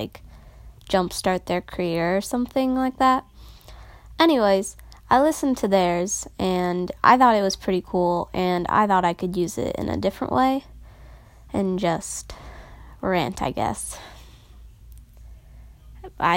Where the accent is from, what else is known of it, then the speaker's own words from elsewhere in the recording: Noblesville, Indiana, United States; also born or lived in Carmel, Indiana / Westfield, Indiana; I've lived in Indiana my entire life. I was born here.